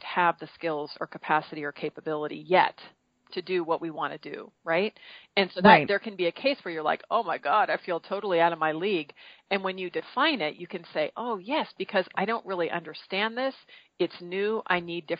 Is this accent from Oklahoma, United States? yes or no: no; Marin County, California, United States; I grew up in Marin County, California, which is right mm-hmm. across from the Golden Gate Bridge in the Bay Area